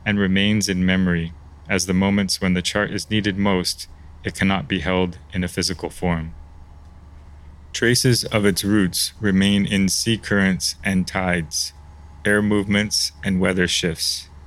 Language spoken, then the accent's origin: English; New York City, New York, United States; moved away as an adult; also born or lived in Japan; now in Singapore; I'm an American artist who grew up in Manhattan, then lived in Japan for the last 10 years.